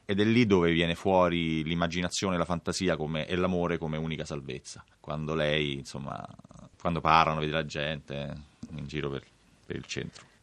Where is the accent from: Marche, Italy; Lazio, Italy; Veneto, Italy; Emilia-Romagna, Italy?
Lazio, Italy; Rome; Io sono cresciuto a Villa Bonelli, che è proprio al confine con la Magliana